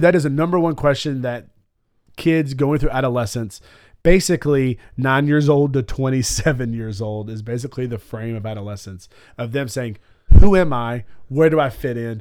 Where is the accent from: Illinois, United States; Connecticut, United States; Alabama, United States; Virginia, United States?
Alabama, United States; I'm from Alabama